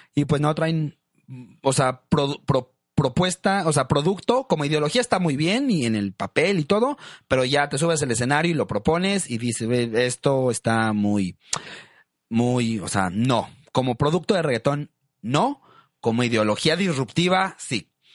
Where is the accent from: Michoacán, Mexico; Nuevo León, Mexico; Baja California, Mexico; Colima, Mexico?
Nuevo León, Mexico; Monterrey; a nosotros en Monterrey es la cumbia rebajadita, que es como la famosa cumbia de Monterrey